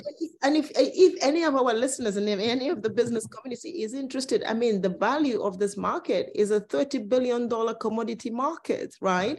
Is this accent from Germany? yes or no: no; Cameroon; I come from Cameroon